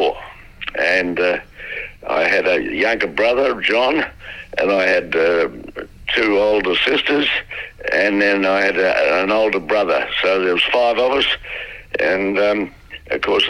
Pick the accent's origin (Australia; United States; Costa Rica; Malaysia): Australia; Melbourne, Victoria; also born or lived in Garden Vale, Victoria; We were originally in Garden Vale. I was born in Garden Vale. And then they moved to a house in South Yarra.